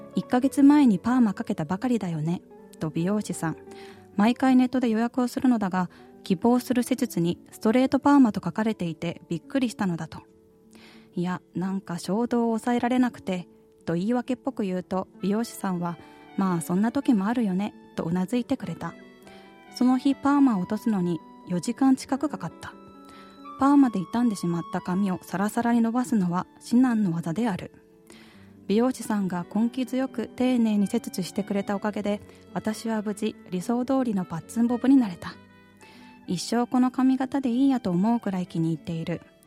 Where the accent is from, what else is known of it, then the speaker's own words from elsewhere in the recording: Anseong, Gyeonggi Province, South Korea; 私の地元アンソンに戻ってきて4年が経った